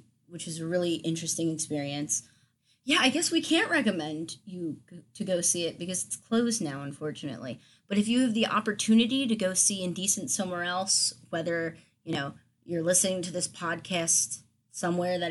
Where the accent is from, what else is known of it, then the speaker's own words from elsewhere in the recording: Philadelphia, Pennsylvania, United States; I'm from Philadelphia